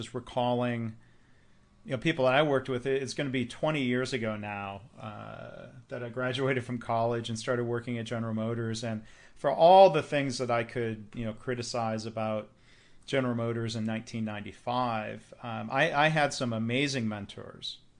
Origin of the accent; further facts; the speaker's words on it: Midwest, United States; I grew up in the Midwest.